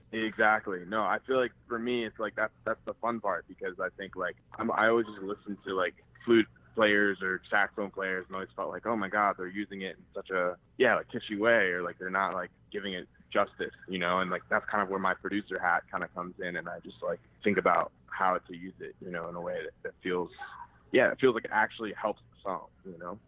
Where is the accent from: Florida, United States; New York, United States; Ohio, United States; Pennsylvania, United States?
Ohio, United States; Cleveland; I was born and raised in Cleveland, Ohio